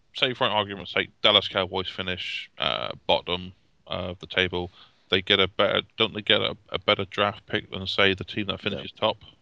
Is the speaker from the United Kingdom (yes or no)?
yes; United Kingdom; as a Brit